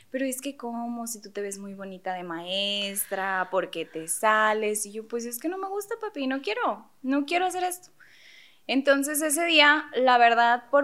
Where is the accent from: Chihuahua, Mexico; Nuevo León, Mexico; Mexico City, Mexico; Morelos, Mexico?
Nuevo León, Mexico; Monterrey; Paréntesis, somos de Monterrey